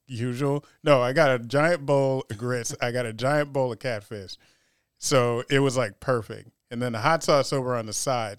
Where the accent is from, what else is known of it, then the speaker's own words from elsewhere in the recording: Baltimore, Maryland, United States; I come from Baltimore, which is definitely a seafood town.